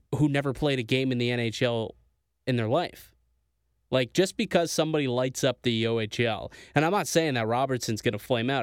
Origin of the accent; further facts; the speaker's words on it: Niagara, Ontario, Canada; my hometown of Niagara